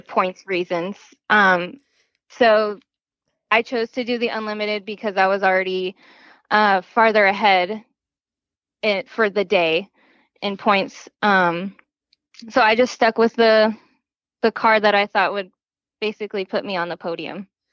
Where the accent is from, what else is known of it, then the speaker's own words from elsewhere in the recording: Gilbert, Arizona, United States; I was born in Gilbert, Arizona, and I have never moved anywhere else